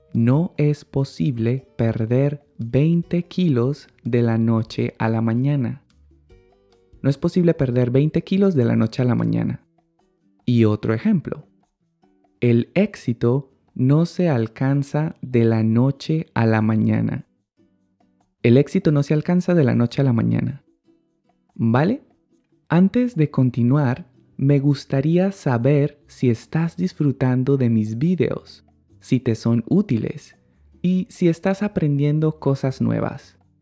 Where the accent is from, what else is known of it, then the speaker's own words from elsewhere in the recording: Colombia; en mi país, Colombia, se usa la forma reflexiva del verbo ganar y decimos